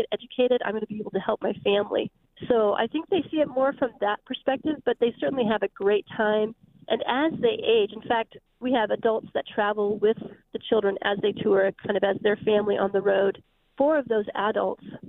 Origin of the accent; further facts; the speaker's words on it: Spokane, Washington, United States; moved away; I'm from Spokane, actually. That's my hometown